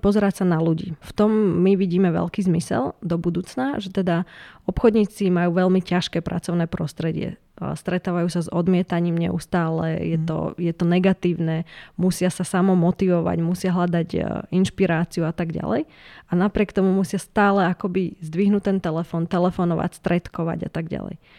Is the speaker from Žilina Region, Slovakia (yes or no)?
yes; Ružomberok, Žilina Region, Slovakia; Ja som teda z Ružomberka